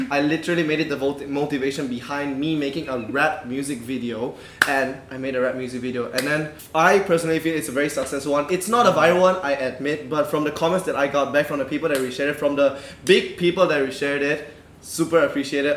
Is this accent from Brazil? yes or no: no; Malaysia; me being more Malaysian than you guys